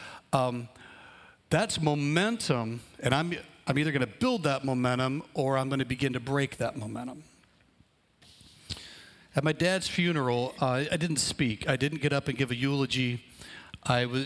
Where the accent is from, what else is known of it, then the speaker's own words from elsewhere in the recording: Alabama, United States; moved away; a small town that we grew up in Alabama